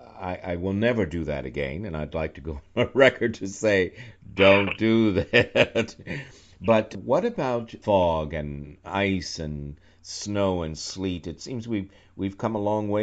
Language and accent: English; New York, United States; moved away; also born or lived in Charlottesville, Virginia; I'm from New York